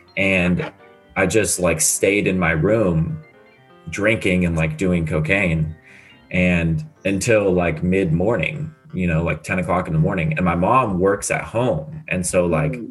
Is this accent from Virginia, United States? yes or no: no; San Diego, California, United States; moved away as an adult; also born or lived in Illinois; now in Scottsdale, United States; I have never lived anywhere else but San Diego.